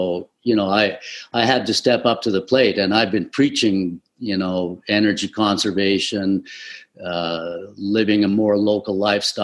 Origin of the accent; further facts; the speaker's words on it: Aklavik, Northwest Territories, Canada; moved away; also born or lived in Inuvik; Inuvik, which is not too far from Aklavik, where I was born